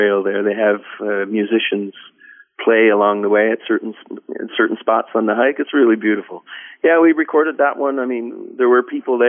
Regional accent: Colebrook, Newfoundland and Labrador, Canada; my hometown, Colebrook, on the west coast of Newfoundland

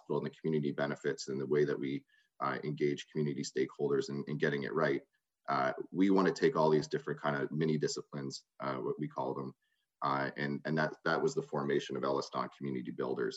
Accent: Brantford, Ontario, Canada; also born or lived in Ottawa; Growing up, I grew up in Brantford, Ontario.

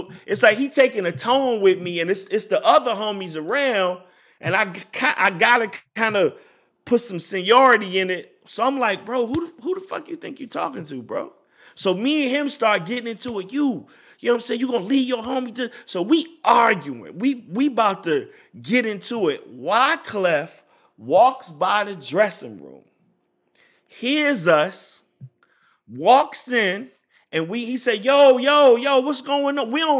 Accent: Richmond, Virginia, United States; got a show at University of Virginia, which is probably like about 50 miles, 55 miles from where I'm from Richmond.

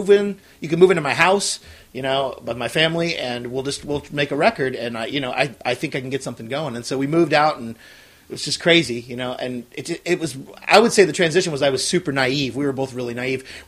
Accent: southern Illinois, United States; I grew up in southern Illinois, like farm town

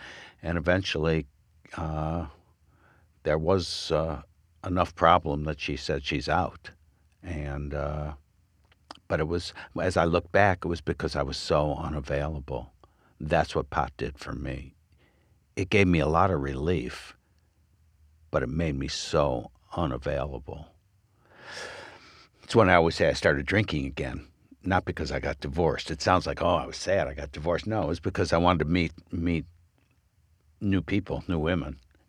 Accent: Michigan, United States; now in Oregon, United States; I came from Michigan. Wasn't bad, but I wanted to be out where I thought the hippie movement was happening.

